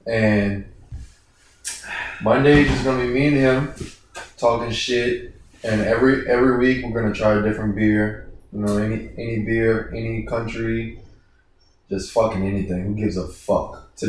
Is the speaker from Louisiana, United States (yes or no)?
yes; New Orleans, Louisiana, United States; we're from New Orleans